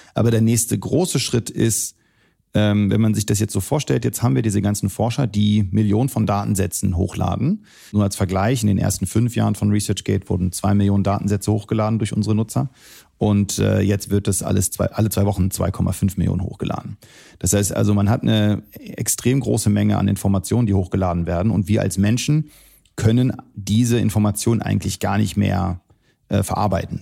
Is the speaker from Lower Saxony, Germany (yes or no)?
yes; Celle, Lower Saxony, Germany; moved away as an adult; also born or lived in Wolfsburg / United States / Syria (parents); now in Berlin, Germany; ich bin hier in Deutschland geboren, in Wolfsburg, äh, bin dann äh, zur Schule gegangen in Celle